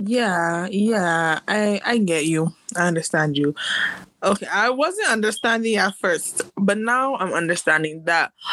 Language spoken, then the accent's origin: English; United States; I'm also American by birth